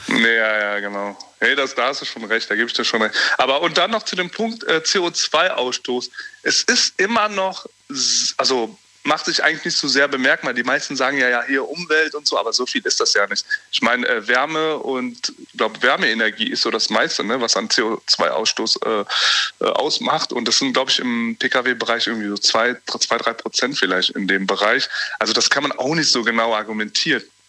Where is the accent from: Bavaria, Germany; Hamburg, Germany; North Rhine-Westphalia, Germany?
North Rhine-Westphalia, Germany; Wachtberg; ich komme aus Wachtberg